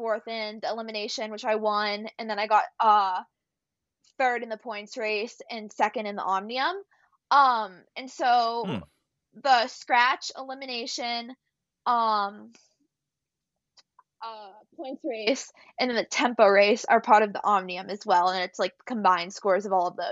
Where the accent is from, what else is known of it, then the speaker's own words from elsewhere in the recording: United States; I'm coming over from America